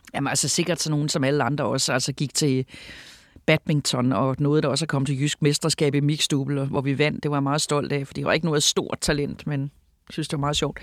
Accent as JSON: {"language": "Danish", "town": "Sønderborg", "region": "Southern Denmark", "country": "Denmark", "tie": "born or raised there", "moved": "as an adult", "lives_now": "Copenhagen, Denmark", "said": "Vi flyttede til Sønderborg, da jeg var fem år gammel, og der er jeg så vokset op. Så jeg er vokset op i Sønderborg, men jeg er født i København"}